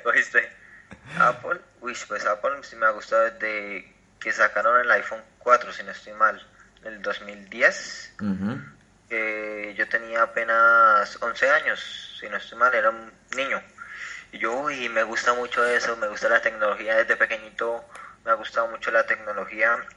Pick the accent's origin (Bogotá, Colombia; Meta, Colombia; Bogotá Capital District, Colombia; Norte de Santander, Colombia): Meta, Colombia; Acacías; soy de Colombia, vivo en Acacidas Meta